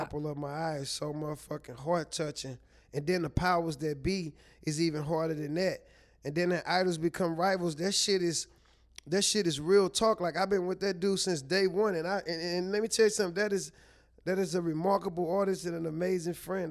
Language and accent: English; St. Louis, Missouri, United States; also born or lived in Chihuahua; I'm from Saint Louis.